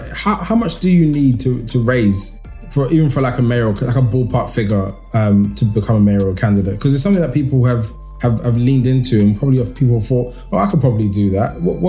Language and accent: English; London, United Kingdom; like I grew up in De Beauvoir in Hackney